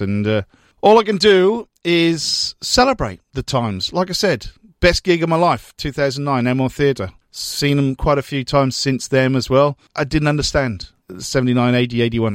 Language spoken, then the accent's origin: English; United Kingdom; now in Melbourne, Australia; Growing up in Britain during, well, basically Thatcher's reign